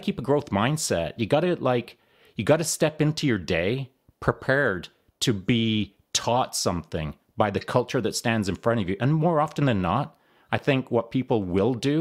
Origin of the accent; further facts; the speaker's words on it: Canada; also born or lived in Texas; I'm a Canadian